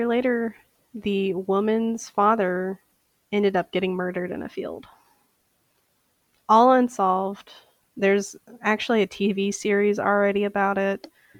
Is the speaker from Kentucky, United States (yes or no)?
yes; Bardstown, Kentucky, United States; now in St. Paul, United States; I come from a small town in Kentucky called Bardstown, Kentucky, that is known as the bourbon capital of the world.